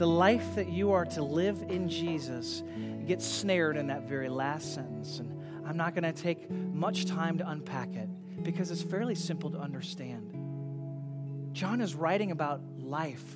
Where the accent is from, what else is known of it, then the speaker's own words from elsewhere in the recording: United States; many of us as American Christians